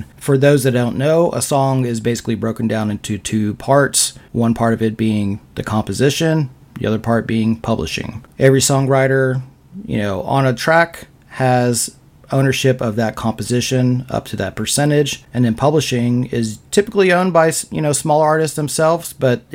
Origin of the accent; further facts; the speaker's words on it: Austin, Texas, United States; I was born and raised in Austin, Texas, so I grew up surrounded by the most creative people on the planet